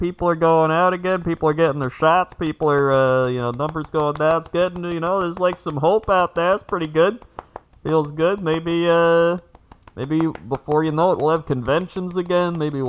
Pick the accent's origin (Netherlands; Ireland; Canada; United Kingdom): Canada; Flin Flon, Manitoba; My hometown of Flin Flon, Manitoba, Canada.